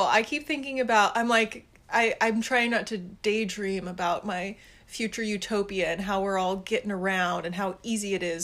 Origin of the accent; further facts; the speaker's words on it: Colorado, United States; there is an old like tiny train that runs through my hometown that used to connect like all the old west cities